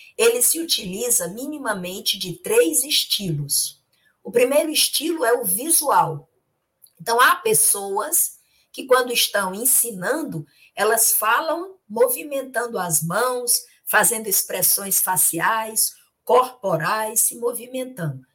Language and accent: Portuguese; Itapajé, Ceará, Brazil; quando eu era criança pequena, lá em Tapajé